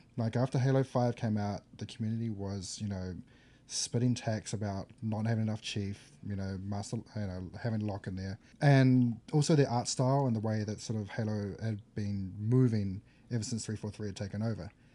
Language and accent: English; New Zealand; I come from New Zealand